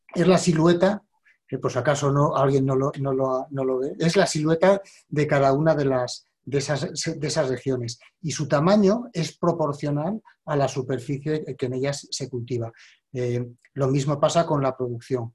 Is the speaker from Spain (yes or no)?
yes; Spain; yo soy español